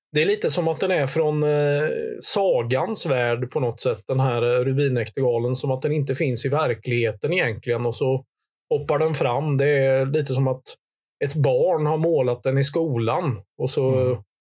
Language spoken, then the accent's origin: Swedish; Hultsfred, Kalmar County, Sweden; från den här bygden där jag växte upp i Hultsfred i östra Småland.